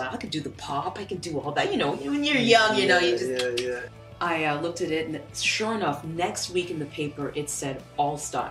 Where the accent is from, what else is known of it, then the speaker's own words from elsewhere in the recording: Edmonton, Alberta, Canada; I was born in the beautiful, icy flatlands of Alberta, Edmonton.